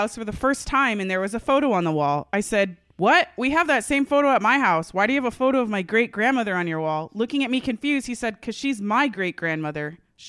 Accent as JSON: {"language": "English", "country": "Australia", "said": "I'm Australian. My profile said I was Australian."}